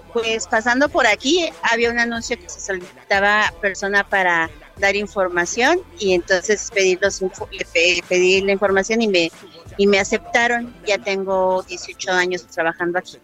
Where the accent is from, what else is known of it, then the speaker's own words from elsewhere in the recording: Mexico City, Mexico; also born or lived in Santa Cruz; nací en Santa Cruz, me llegó al y llegué a los seis años a la Vicente Guerrero